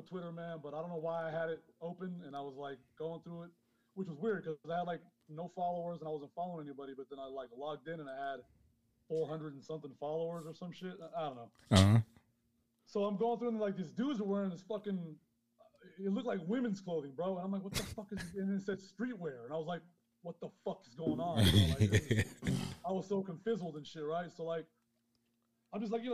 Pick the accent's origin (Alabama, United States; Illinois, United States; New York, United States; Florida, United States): New York, United States; New York City; moved away as an adult; also born or lived in Honduras / London / Las Vegas; now in Mexico; I was born in Honduras, man. I grew up in Queens, but I also lived in London and fucking Vegas